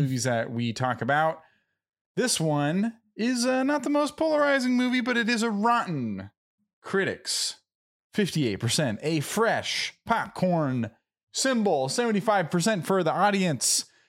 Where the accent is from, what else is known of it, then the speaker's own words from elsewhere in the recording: Southern California, United States; first language English; a couple SoCal surfer dudes